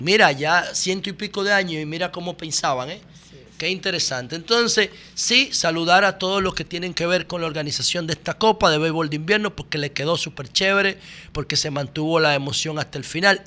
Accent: Dominican Republic

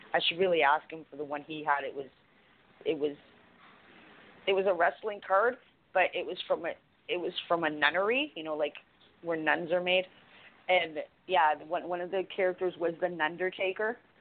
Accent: Canada; I'm Canadian.

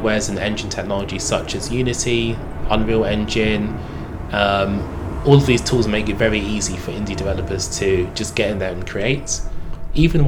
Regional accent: Bromley, London, United Kingdom; I was born in lovely Bromley

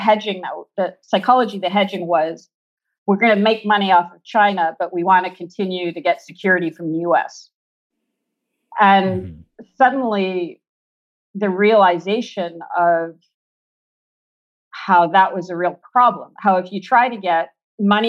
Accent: Quebec, Canada; I'm from Quebec

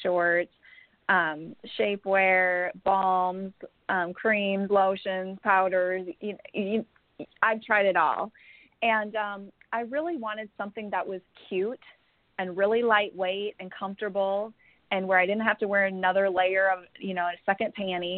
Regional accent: Minnesota, United States; moved away as an adult; now in Houston, United States; I'm from Minnesota, and about 10 years ago I moved to Houston

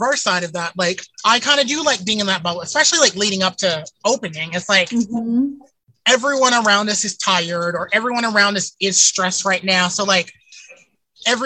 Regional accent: the South, United States; I'm from the South

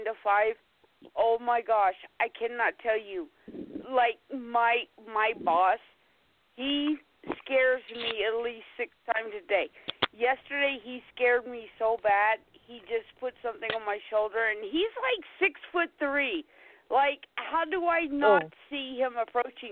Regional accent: the South, United States; I'm from the South. We don't know how to pronounce words properly

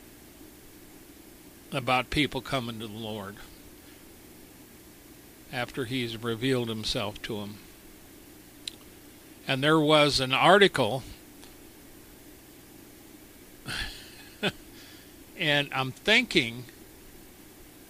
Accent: United States; Being an American, being raised an American

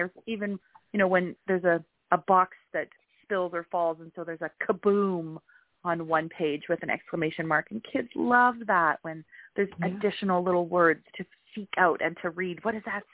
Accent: Canada; I'm Canadian

